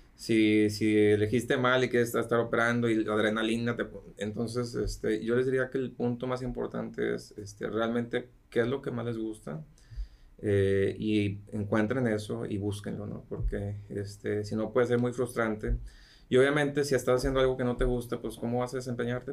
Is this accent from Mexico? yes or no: yes; Mexico; de México